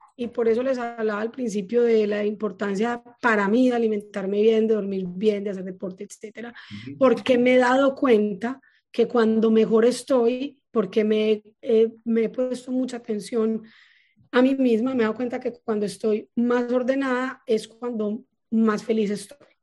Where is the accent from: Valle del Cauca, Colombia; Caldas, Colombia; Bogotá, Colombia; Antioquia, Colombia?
Antioquia, Colombia; Paisa; accent: paisa; soy muy paisa